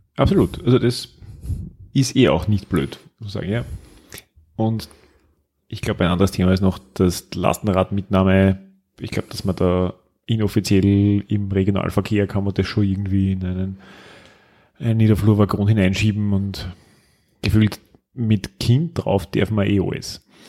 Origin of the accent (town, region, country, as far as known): Styria, Austria; moved away as an adult; now in Vienna, Austria